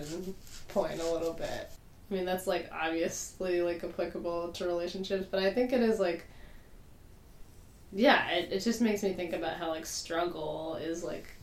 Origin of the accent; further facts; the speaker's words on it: Massachusetts, United States; now in Pittsburgh, United States; I'm from Massachusetts